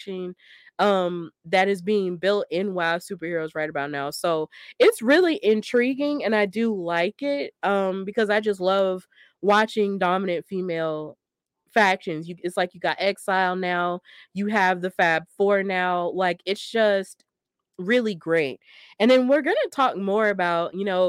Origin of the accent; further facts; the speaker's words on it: Alabama, United States; moved away as an adult; also born or lived in Kentucky; Even though I'm not from Kentucky, I'm from Alabama. I did live in Kentucky for 5 years when I went to college